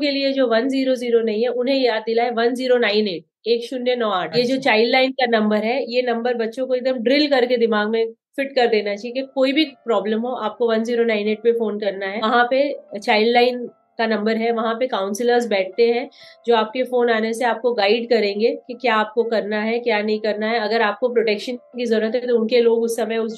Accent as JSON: {"language": "Hindi", "town": "Mumbai", "region": "Maharashtra", "country": "India", "said": "मेरा सबसे बिकॉज मैं बॉम्बे से आती हूँ तो मैं मैं कहूँगी मेरा सबसे फेवरेट खाना पाव भाजी"}